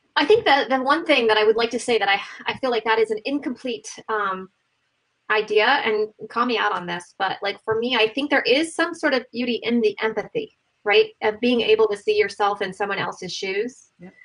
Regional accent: Ohio, United States; I grew up in Ohio

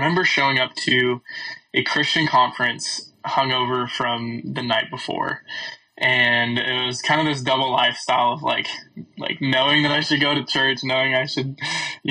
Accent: California, United States; moved away as an adult; now in Texas, United States; I am originally from California, and now I'm going to Baylor University

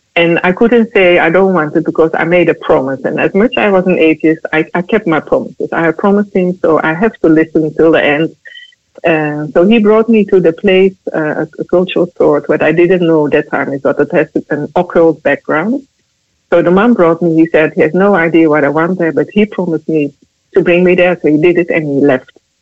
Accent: Netherlands; I'm from the Netherlands.

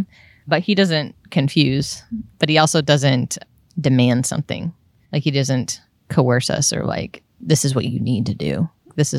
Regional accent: New York, United States; moved away; I'm from New York

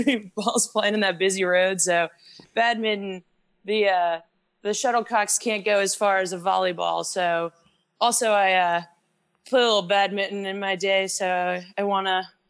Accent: Midwest, United States; moved away as an adult; also born or lived in Boulder, Colorado; now in Charlotte, United States; I came from the Midwest actually, um, with a little town with about 30 family members.

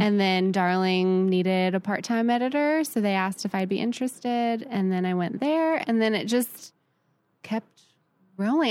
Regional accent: Columbus, Ohio, United States; also born or lived in San Francisco, California; I grew up, I was born in San Francisco. Um, always love it and claim it, but I was pretty much raised in Columbus, Ohio.

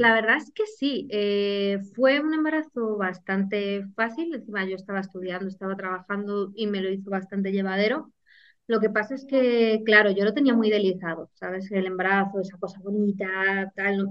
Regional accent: Guadarrama, Community of Madrid, Spain; soy de Madrid, de la Sierra, un pueblecito de Guadarrama

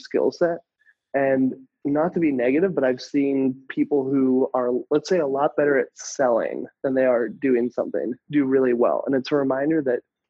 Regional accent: United States; moved away as an adult; also born or lived in Thailand / Asia; I'm American

